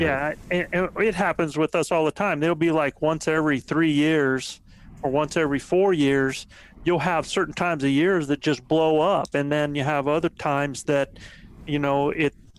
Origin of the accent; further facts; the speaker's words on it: East Coast, United States; now in New Mexico, United States; I'm from the East Coast